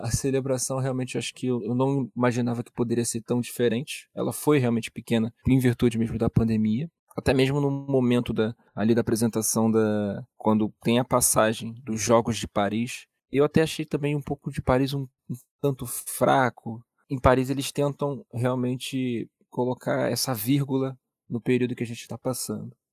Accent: Brazil; eu acho que somos nós brasileiros que devemos pedir

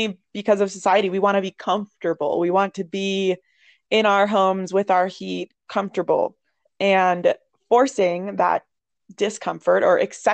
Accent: Ohio, United States; moved away; I'm from Ohio. It's like gloomy town up there

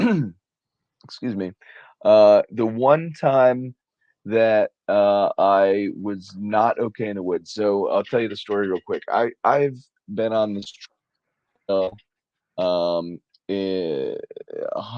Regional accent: New Jersey, United States; I am from New Jersey, the wonderful, wonderful state, the Garden State of New Jersey

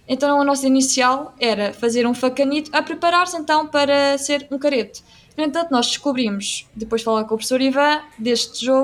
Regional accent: Aveiro, Centro, Portugal; also born or lived in Anadia; eu sou de Aveiro

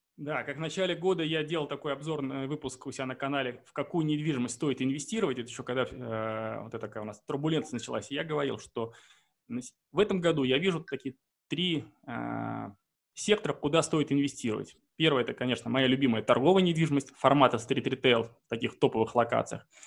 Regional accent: Saint Petersburg, Russia; я сам из Санкт-Петербурга

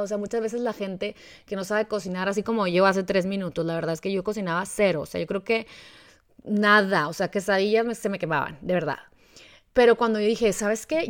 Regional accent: Mexico; como mexicanos

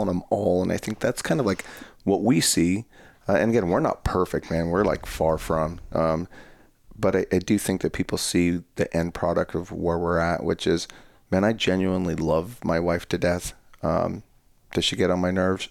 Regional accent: Colorado, United States; moved away; my hometown in Colorado is we're on the border of the New, we're on the border of New Mexico, so the town I come from is very small

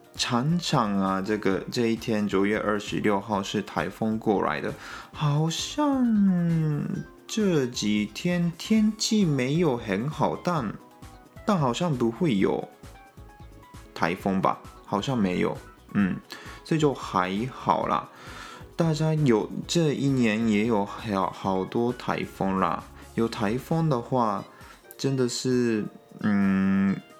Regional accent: Japan; Chinese is a second language; also born or lived in Taiwan; 我们日本人

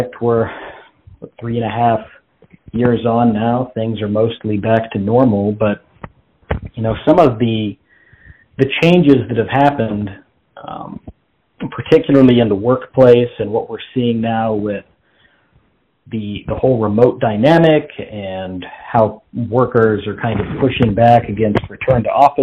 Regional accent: Las Vegas, Nevada, United States; moved away as an adult; now in Texas, United States; I'm from Las Vegas, which was an interesting place to grow up.

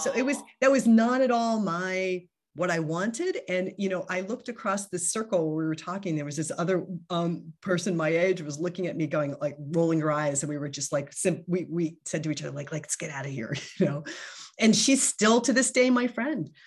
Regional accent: New Jersey, United States; moved away as an adult; also born or lived in Pennsylvania / Singapore / San Francisco / Japan; now in Vienna, Austria; I was I was born in New Jersey and um, and went to school in Pennsylvania

